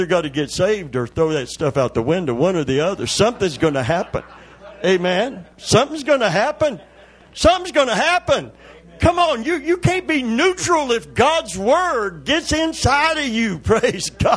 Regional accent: Kentucky, United States; I'm from Kentucky.

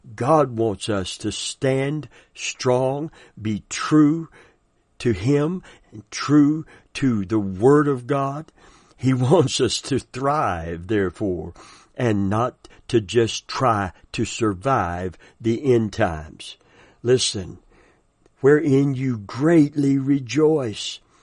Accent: the South, United States; I'm from the South

